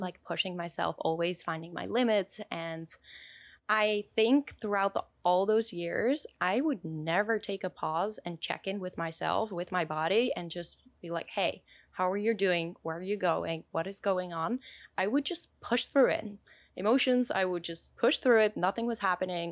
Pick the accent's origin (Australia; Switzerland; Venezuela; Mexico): Switzerland; I was born in Switzerland